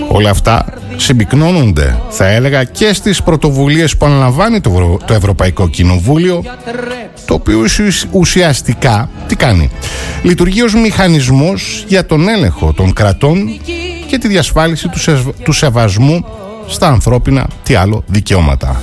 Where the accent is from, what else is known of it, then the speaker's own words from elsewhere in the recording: Greece; η χώρα μας